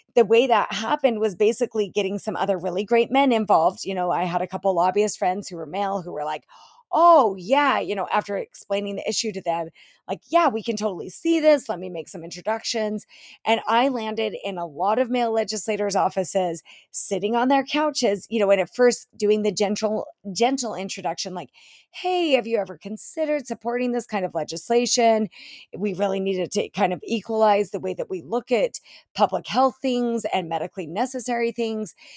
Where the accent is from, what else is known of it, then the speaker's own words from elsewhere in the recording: Utah, United States; my home state of Utah